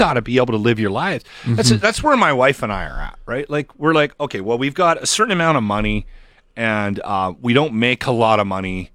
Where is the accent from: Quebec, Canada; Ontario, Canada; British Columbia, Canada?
British Columbia, Canada; moved away as an adult; I drove away from my hometown when I was 18 years of age